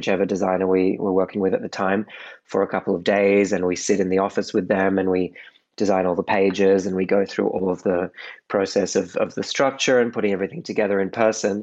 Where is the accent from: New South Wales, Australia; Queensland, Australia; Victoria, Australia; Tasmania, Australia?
New South Wales, Australia; Sydney; moved away as an adult; now in Paris, France; I'm Australian. I was born in Sydney and moved over to Europe in 2009